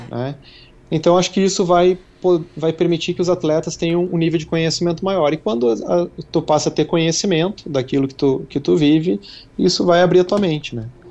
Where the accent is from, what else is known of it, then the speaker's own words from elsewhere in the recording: Gaúcho, Rio Grande do Sul, Brazil; como gaúcho, minha memória afetiva, né, seja muito ligada a churrasco, porque tudo era motivo de churrasco quando era uhum. criança